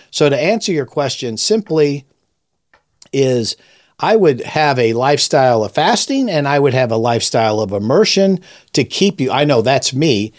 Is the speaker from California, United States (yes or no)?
yes; Los Angeles, California, United States; I was raised in Los Angeles in the fifties and the sixties